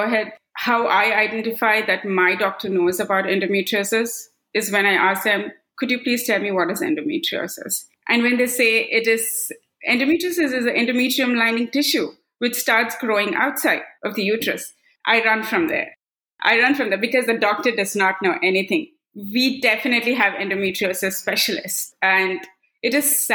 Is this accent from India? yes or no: yes; Kannur, Tamil Nadu, India; now in Bay Area, California, United States; I'm based out in Bay Area, California, but I was born and brought up in Kannur, Tamil Nadu.